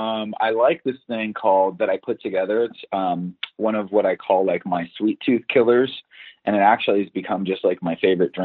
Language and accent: English; Los Alamitos, California, United States; now in West Hollywood, United States; I grew up in Orange County, California, in the city of Los Alamitos, right outside of Seal Beach, and I am currently residing in West Hollywood.